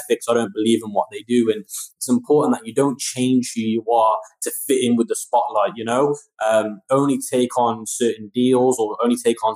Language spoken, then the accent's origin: English; United Kingdom; my home country, the UK